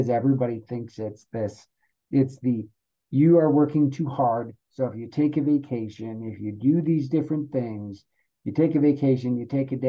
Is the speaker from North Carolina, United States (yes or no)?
no; Rapid City, South Dakota, United States; accent: South Dakota accent; now in Colorado, United States; I'm originally from South Dakota. That's where I grew up.